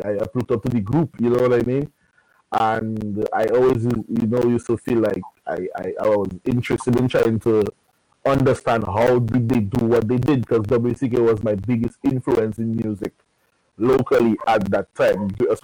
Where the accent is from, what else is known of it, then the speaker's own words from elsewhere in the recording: Dominica; In Dominica, in Buffet City, my community